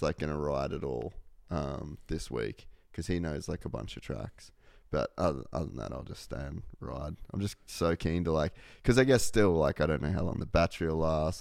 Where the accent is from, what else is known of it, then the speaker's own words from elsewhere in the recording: Australia; I'm Australian